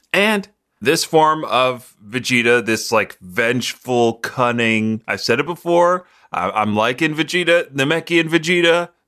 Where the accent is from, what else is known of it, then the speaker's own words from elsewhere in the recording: Brooklyn, New York, United States; Yeah, I'm from Brooklyn. I'm the only one who's really from here.